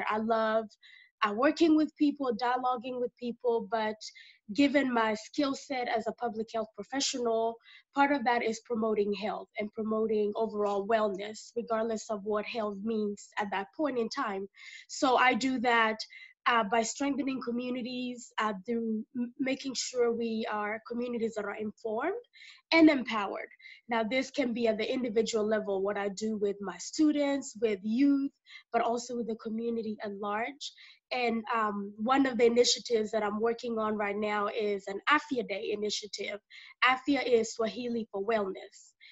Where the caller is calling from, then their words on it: Dallas, Texas, United States; Uh, I am dialing in from Dallas, Texas, the, the great state of uh, Texas.